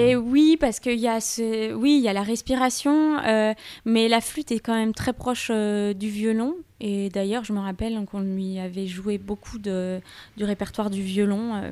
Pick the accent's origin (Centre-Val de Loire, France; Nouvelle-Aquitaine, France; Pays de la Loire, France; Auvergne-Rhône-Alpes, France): Auvergne-Rhône-Alpes, France; Thonon-les-Bains; j'ai grandi à, à Thonon-les-Bains